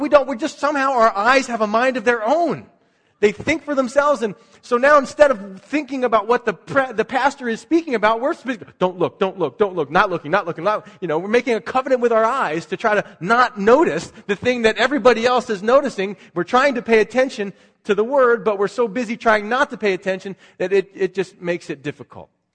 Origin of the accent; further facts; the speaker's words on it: Philadelphia, Pennsylvania, United States; moved away; That's where I grew up in Philadelphia